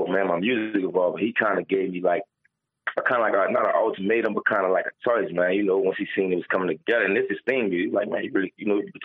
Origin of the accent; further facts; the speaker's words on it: New Orleans, Louisiana, United States; moved away; also born or lived in Atlanta; I'm coming from New Orleans